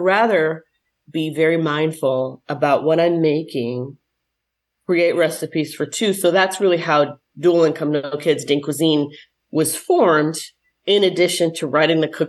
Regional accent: Silicon Valley, California, United States; now in Las Vegas, United States; I grew up in Silicon Valley

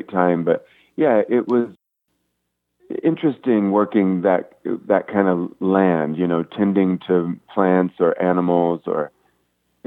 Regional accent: Fort Smith, Arkansas, United States; now in Las Vegas, United States; I was born and raised in Fort Smith, Arkansas

